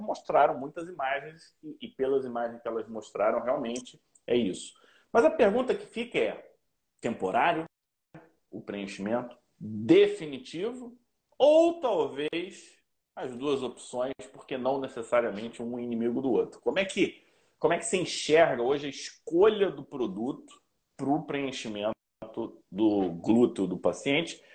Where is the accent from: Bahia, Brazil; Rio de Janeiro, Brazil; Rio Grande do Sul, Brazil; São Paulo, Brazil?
Rio de Janeiro, Brazil; eu sou carioca